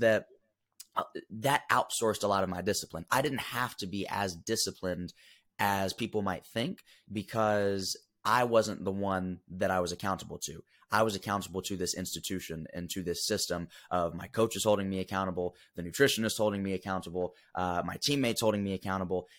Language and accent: English; Huntsville, Alabama, United States; Grew up originally from Huntsville, Alabama